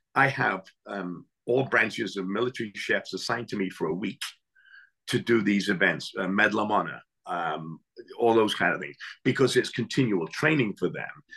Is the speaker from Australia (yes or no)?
no; England, United Kingdom; now in United States; I grew up in England